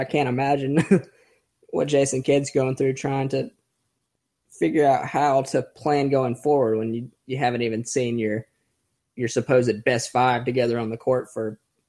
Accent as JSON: {"language": "English", "region": "North Carolina", "country": "United States", "accent": "twang", "said": "I'm from North Carolina, so I just wanted to bring some twang to the podcast."}